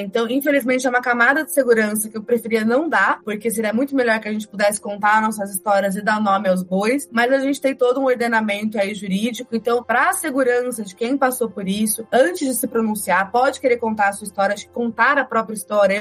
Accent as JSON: {"language": "Portuguese", "town": "Campinas", "region": "São Paulo", "country": "Brazil", "tie": "born or raised there", "said": "Eu sou de Campinas, né? Então eu estudei no colégio lá em Campinas"}